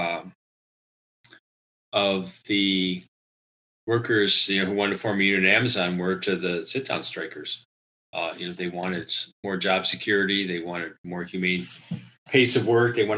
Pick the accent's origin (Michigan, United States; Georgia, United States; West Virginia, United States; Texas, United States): Michigan, United States; Lansing; my hometown of Lansing